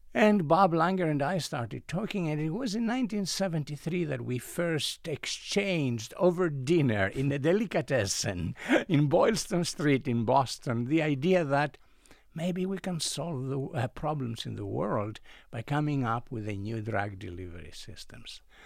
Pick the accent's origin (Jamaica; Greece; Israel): Greece; moved away as an adult; I come originally from Greece. I was educated as a chemical engineer in Greece